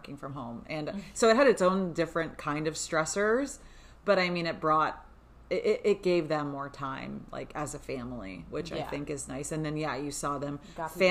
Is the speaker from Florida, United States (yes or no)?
yes; South Florida, United States; We've lived in South Florida almost our whole lives